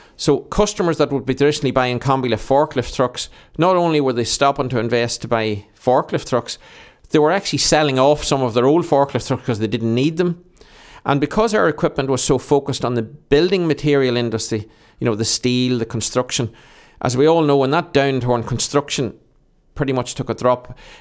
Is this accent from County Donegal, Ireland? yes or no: no; Monaghan, County Monaghan, Ireland; I've grown up in Monaghan